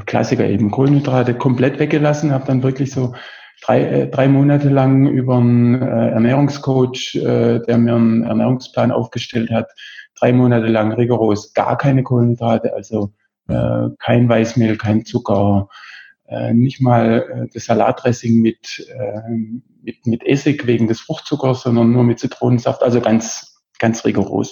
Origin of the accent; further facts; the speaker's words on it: Besigheim, Baden-Württemberg, Germany; ich komme aus der Nähe von Heilbronn, ganz mhm. genau aus Besigheim, da wohne ich jetzt gerade